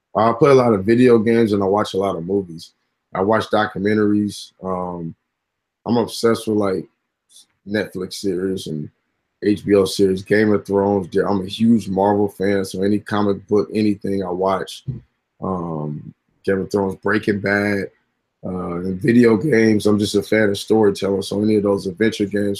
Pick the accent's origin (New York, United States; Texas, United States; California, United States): California, United States; Inglewood; also born or lived in Gardena, California; I come from Inglewood, California. Technically, Gardena, but I spent a lot of time in Inglewood. And when you grow up by the forum